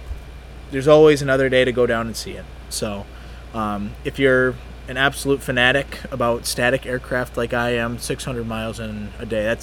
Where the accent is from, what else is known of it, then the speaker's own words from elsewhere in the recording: Iowa, United States; moved away; I'm from Iowa originally. I was born in 1996